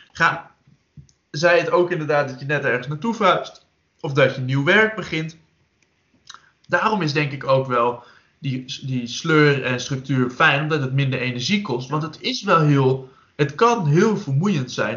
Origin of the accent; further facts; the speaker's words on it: Netherlands; Wij als Nederlanders